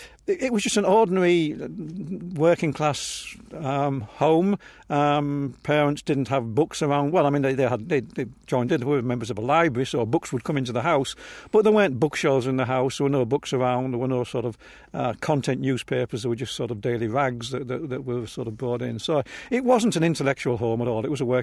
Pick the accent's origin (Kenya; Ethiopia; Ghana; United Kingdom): United Kingdom; England; No, I was growing up in England, and by definition, you are C of E.